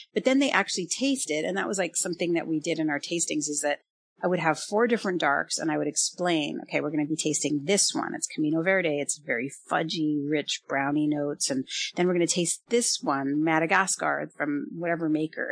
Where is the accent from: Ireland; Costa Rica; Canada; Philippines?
Canada; I grew up in Canada